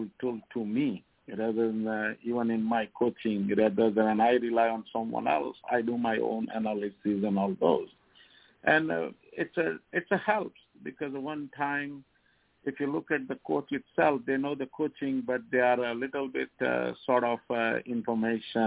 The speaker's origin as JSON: {"language": "English", "country": "India", "moved": "as an adult", "lives_now": "Indiana, United States", "said": "I'm coming from India"}